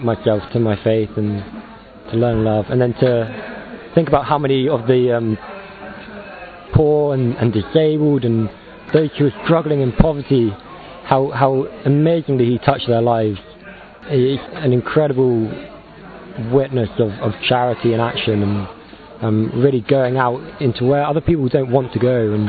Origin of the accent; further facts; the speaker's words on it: Wimborne, South West England, United Kingdom; I'm 25, I'm from Wimborne in England